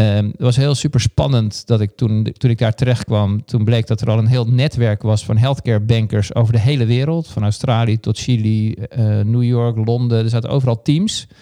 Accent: Haarlem, North Holland, Netherlands; heb eigenlijk in mijn jeugd ongelooflijk veel gesport. Ik kwam uit Haarlem

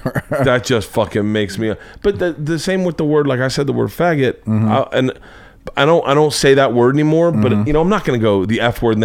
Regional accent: the South, United States; moved away; I grew up in the South.

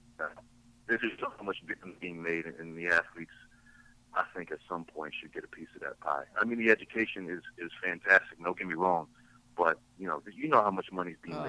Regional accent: Southwest Virginia, United States; moved away as an adult; I'm from Southwest Virginia. Not West Virginia, but Southern Virginia.

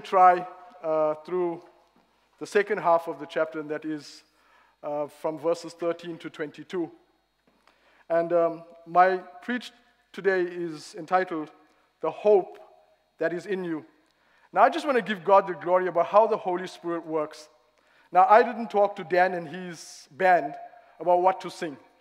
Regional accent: South Africa; moved away as an adult; now in Reading, United Kingdom; I'm no longer from South Africa. I've been here nine years now.

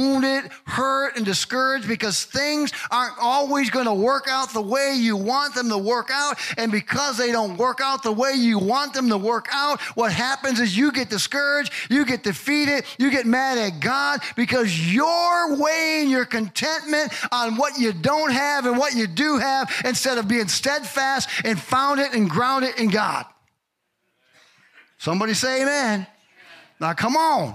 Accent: Chicago, Illinois, United States; growing up in Chicago

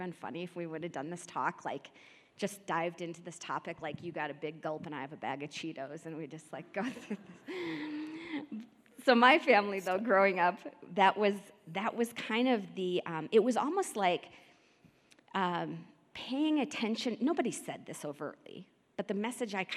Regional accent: Midwest, United States; now in Denver, United States; I grew up in the Midwest

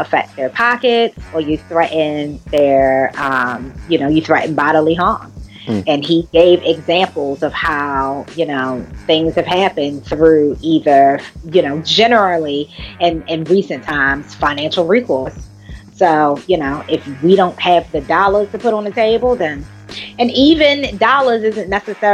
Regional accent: United States; here in my home country

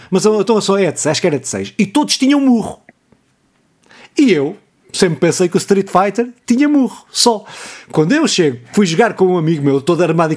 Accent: Pontével, Santarém District, Portugal; na minha terra, nos Casais dos Lagartos

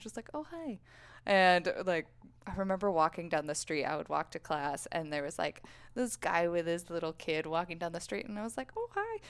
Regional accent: Boulder, Colorado, United States; born and raised in Boulder, Colorado.

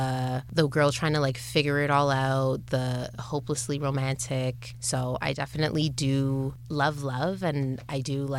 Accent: Scarborough, Ontario, Canada; especially other people growing up in Scarborough or other people growing up with parents that have immigrated to Canada

